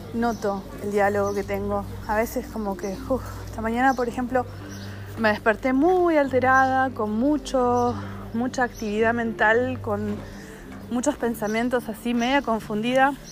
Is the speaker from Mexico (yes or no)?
no; Argentina; yo soy argentina